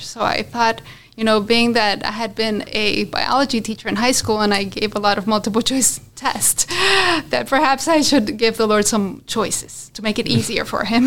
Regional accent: Colombia; moved away; also born or lived in Florida, United States; I'm from Colombia, like you said, and I'm one of four children

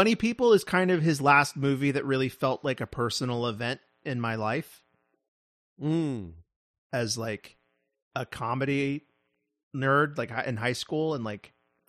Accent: New York, United States; Right, about well, Texans, but I'm from New York.

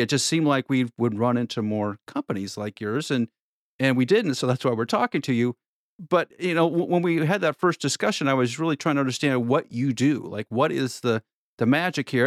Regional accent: Nebraska, United States; moved away; I'm from Nebraska originally

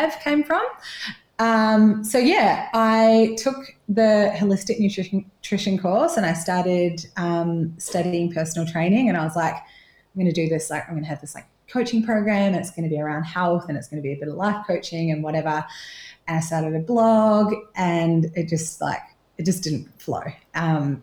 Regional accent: New Zealand; moved away as an adult; now in Torquay, Australia; I'm originally from New Zealand, left there when I was 20, so sometimes you can hear my little twang when I say six and stuff.

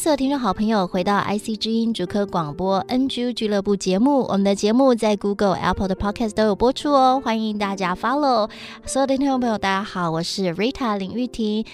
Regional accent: Taiwan; 我是来自台湾的客家人

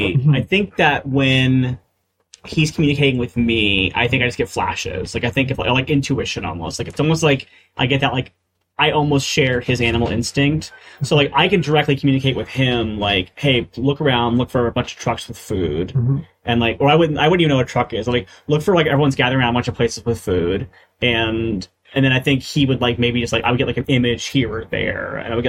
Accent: United Kingdom; I wouldn't say y'all, because I'm British.

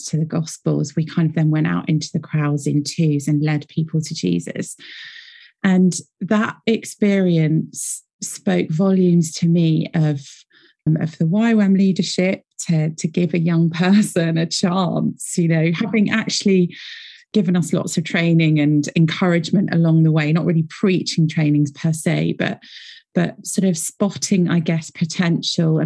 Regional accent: United Kingdom; accent: British; I'm based here in Britain. You can probably tell from my accent.

